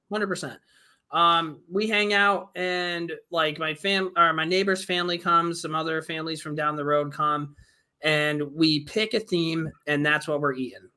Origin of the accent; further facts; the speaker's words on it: New York, United States; I'm from New York